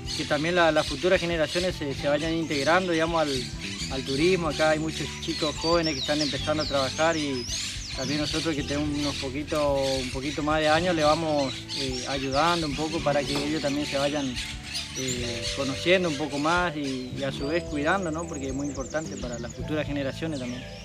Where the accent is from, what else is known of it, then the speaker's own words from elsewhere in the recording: Corrientes, Argentina; tenemos acá los correntinos